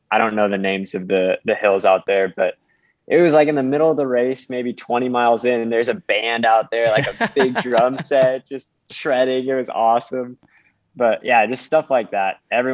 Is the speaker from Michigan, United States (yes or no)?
no; Washington, United States; I'm from Central Washington, and I grew up training in just gritty weather, snow, super cold temperatures.